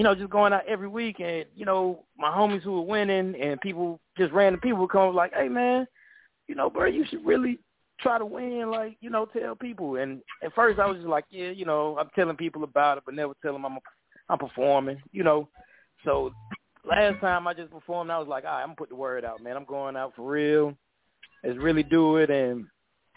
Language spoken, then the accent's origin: English; Atlanta, Georgia, United States; I'm from Atlanta